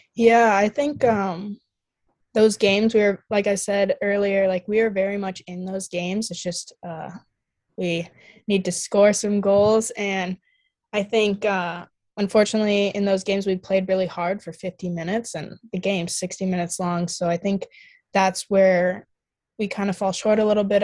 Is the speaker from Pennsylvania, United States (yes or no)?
no; Eden Prairie, Minnesota, United States; moved away as an adult; I grew up playing youth in Eden Prairie